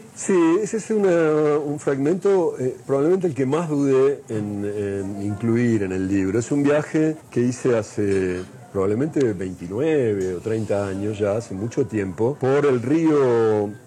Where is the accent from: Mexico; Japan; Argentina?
Argentina; yo como argentino no era latinoamericano. Los argentinos no éramos latinoamericanos cuando yo era chico